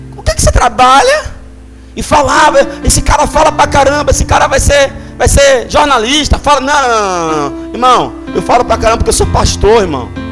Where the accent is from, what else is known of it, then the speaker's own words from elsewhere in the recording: Salvador, Bahia, Brazil; Eu nasci aqui no Iperba. Meu primeiro emprego foi em Brotas.